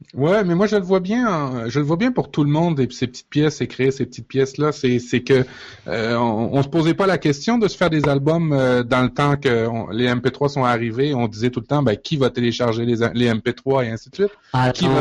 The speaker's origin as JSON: {"language": "French", "country": "Canada", "said": "chez nous, au Canada"}